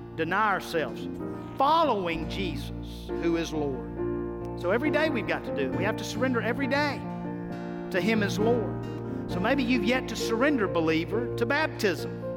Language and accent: English; United States